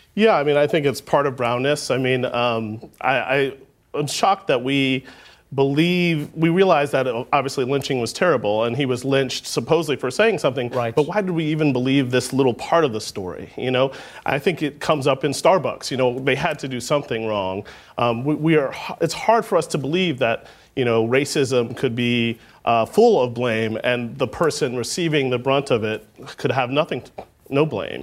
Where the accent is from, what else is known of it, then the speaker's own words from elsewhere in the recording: Kansas, United States; growing up in Kansas